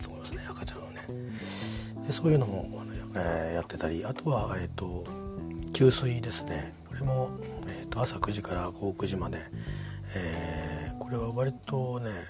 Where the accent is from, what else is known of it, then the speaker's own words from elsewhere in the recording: Kimitsu, Chiba, Japan; moved away; 僕が住んでたね君津っていう町の、えー、で地元の公民館いくつか公民館並んでてその中にうちの地元の公民館も元地元の公民館もあって